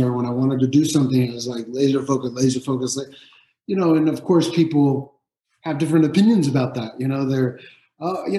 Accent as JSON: {"language": "English", "area": "near Dallas", "region": "Texas", "country": "United States", "tie": "born or raised there", "also_born_or_lived": "Amarillo, Texas", "said": "I grew up in a town in Texas, about an hour from Dallas. I was born in Amarillo, but moved when I was just before I was one."}